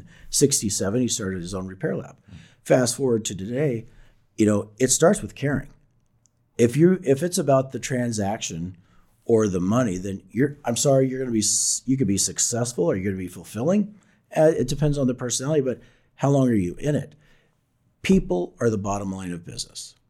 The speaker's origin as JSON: {"language": "English", "region": "Southern Illinois", "country": "United States", "said": "I come from Southern Illinois, Illinois, a small coal mining town"}